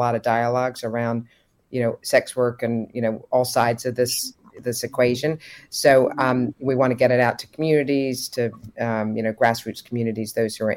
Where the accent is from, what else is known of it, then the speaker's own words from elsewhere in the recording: San Francisco, California, United States; my hometown